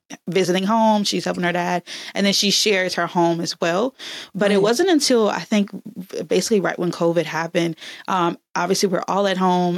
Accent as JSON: {"language": "English", "region": "Alabama", "country": "United States", "also_born_or_lived": "Texas / Atlanta", "moved": "yes", "said": "I'm from Alabama"}